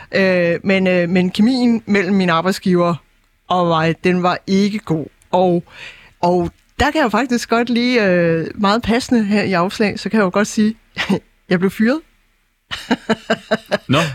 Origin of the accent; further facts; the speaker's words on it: Jutland, Denmark; now in Copenhagen, Denmark; det var træls, som vi siger hjemme i Jylland